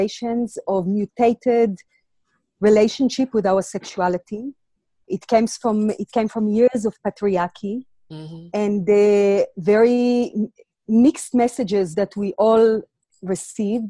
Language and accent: English; Israel; also born or lived in Latvia; now in South Africa; I was born in Latvia and grew up in Israel